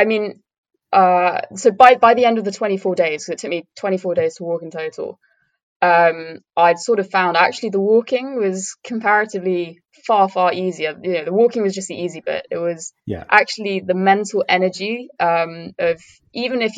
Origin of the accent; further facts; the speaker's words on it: Cambridgeshire, East of England, United Kingdom; I'm from Cambridgeshire, but I went to Norfolk and Suffolk a lot as a kid